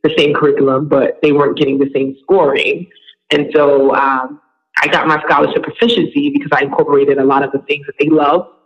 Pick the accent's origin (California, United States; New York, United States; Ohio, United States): New York, United States; New York City; also born or lived in Long Island, New York; I'm from Brooklyn, New York